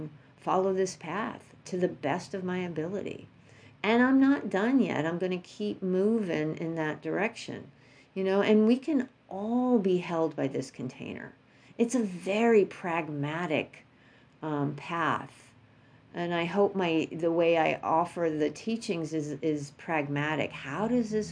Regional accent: New York, United States; moved away; I'm from New York.

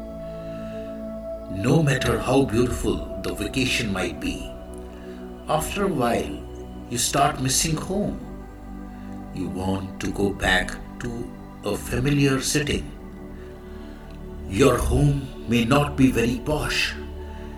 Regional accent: India; I am the Indian monk

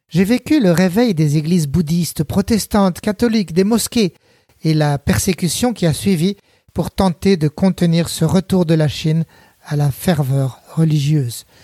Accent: France; born there; moved away; also born or lived in Beijing, China; suis retourné en France pour suivre le voyage et l'aventure, cette fois pour redécouvrir et reconquérir mon pays natal.

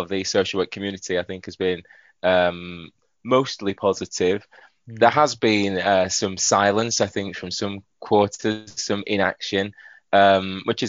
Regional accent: Yorkshire and the Humber, United Kingdom; I'm a Yorkshireman, you know. I can't even disguise it.

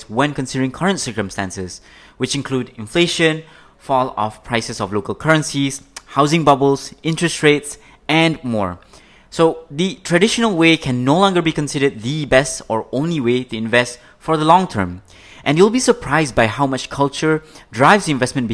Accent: Malaysia; Growing up in Malaysia

